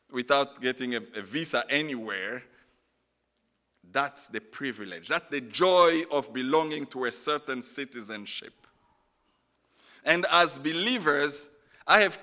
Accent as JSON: {"language": "English", "country": "DR Congo"}